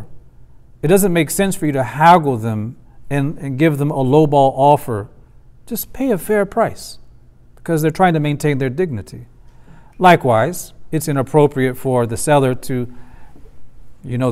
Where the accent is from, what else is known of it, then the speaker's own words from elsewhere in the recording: United States; as an American man